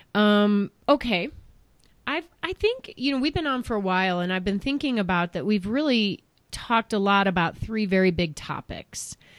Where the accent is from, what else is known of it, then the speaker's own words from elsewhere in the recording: Chicago suburbs, Illinois, United States; moved away; I grew up in the Chicago suburbs